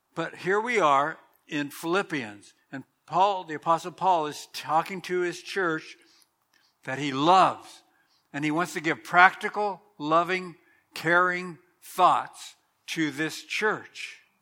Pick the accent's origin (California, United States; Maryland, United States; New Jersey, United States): California, United States; Southern; I remember growing up in Southern California